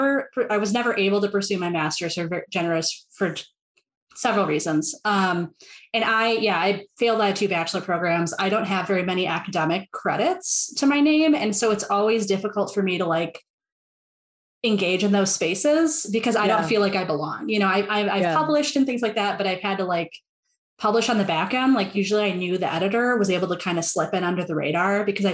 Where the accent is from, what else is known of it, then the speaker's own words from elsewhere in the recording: Milwaukee, Wisconsin, United States; I'm American. I grew up in the Midwest. I'm from Milwaukee, Wisconsin